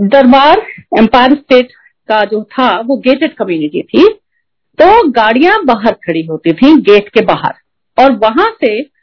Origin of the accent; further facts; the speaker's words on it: Prayagraj, Uttar Pradesh, India; moved away as an adult; also born or lived in United Kingdom / Gurgaon; मैं प्रयाग से हूँ